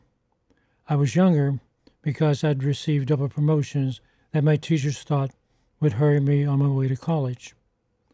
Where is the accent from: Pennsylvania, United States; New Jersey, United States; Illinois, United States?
Pennsylvania, United States; Pittsburgh; my hometown Pirates